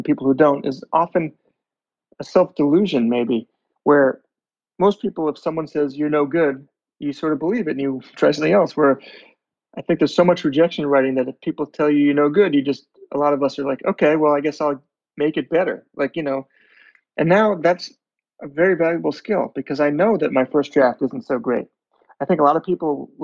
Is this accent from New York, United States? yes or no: yes; Long Island, New York, United States; now in New York City, United States; I grew up in Long Island, and I didn't, only 25 miles outside of New York City